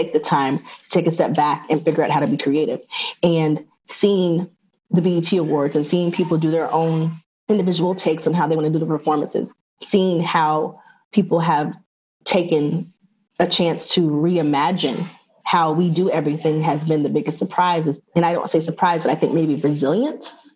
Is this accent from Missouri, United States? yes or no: no; Atlanta, Georgia, United States; moved away as an adult; also born or lived in New York / Los Angeles; I'm from Atlanta